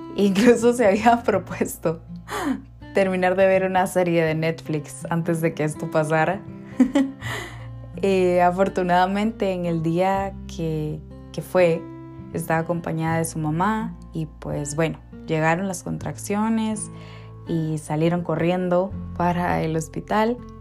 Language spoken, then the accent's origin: Spanish; Guatemala City, Guatemala Department, Guatemala; vivíamos muy cerca, eh, en la misma colonia, en zona 2, en Ciudad de Guatemala